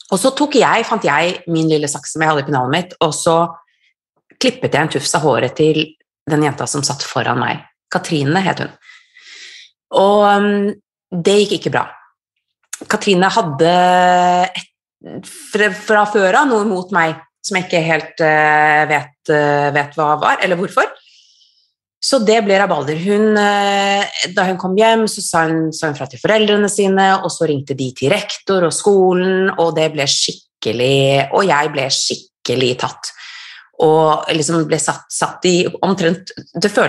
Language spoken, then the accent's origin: Norwegian; Kautokeino, Troms og Finnmark, Norway; also born or lived in Trondheim / Kirkenes / Drammen / Oslo; Jeg er, jeg er norsk, jeg er født og oppvokst i Norge. Um, og alltid vært litt sånn rotløs og bodd veldig mange forskjellige steder. Født i Kautokeino, bodde i Trondheim, Kirkenes, Drammen, Oslo, Bergen.